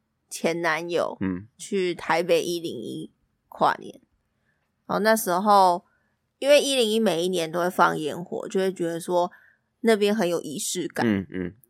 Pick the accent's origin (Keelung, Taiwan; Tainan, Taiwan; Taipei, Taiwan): Taipei, Taiwan; 因为我们没有去过一零一跨年，你知道，身为台北人，但是没有真真切切去过那个地方跨年。